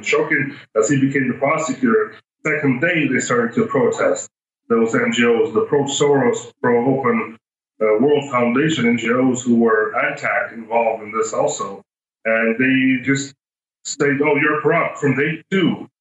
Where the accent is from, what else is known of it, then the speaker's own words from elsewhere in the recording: United States; moved away; also born or lived in Ukraine; I grew up in the States.